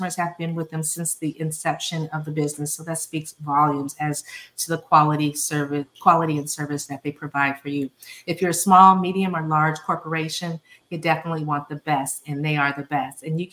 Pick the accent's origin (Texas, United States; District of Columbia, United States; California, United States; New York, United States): California, United States; my home state, San Francisco, California